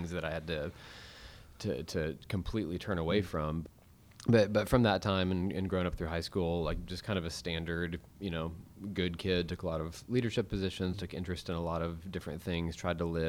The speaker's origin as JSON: {"language": "English", "town": "Weatherford", "region": "Texas", "country": "United States", "tie": "born or raised there", "also_born_or_lived": "Fort Worth, Texas", "said": "I was born in Fort Worth. My family was living in Graham, and the day that I was born, my dad actually got a job as a physical therapist in Weatherford, and so all of my memories growing up are from about half an hour outside of Fort Worth"}